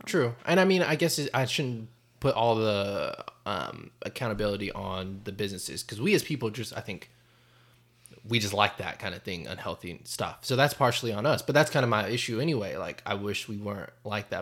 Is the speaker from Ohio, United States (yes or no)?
no; North Carolina, United States; I grew up in North Carolina